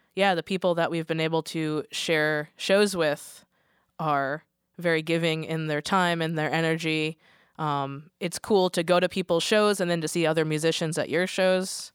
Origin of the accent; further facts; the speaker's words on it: Connecticut, United States; now in Portland, United States; being from Connecticut